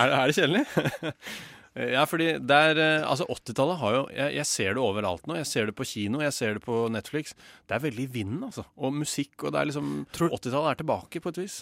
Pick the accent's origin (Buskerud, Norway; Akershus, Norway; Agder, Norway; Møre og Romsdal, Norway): Akershus, Norway; Lørenskog; also born or lived in Oslo; Jeg er fra Lørenskog. Og jeg ble født, ikke i Lørenskog, men i Oslo i 1988.